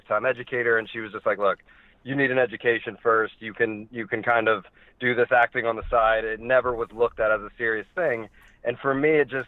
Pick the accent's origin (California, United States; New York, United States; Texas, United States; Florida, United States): Florida, United States; Tampa; also born or lived in Indiana / Chicago; now in Los Angeles, United States; I grew up in Tampa, Florida, but I lived in the Midwest for a while, Indiana and Chicago, before coming out to L.A.